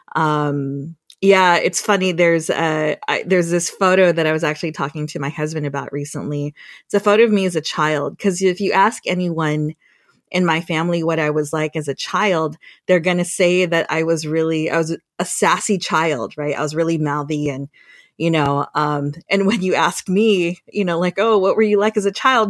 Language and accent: English; Guam; now in San Jose, United States; I was born and raised on Guam